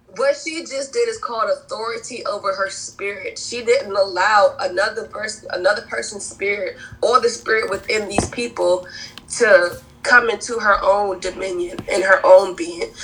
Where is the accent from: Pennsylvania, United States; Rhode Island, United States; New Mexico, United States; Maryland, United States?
Rhode Island, United States; Providence; also born or lived in Cape Verde; now in South Carolina, United States; I'm originally from Providence, Rhode Island. My family's from the Cape Verdean Islands, but I found my home and my peace in South Carolina.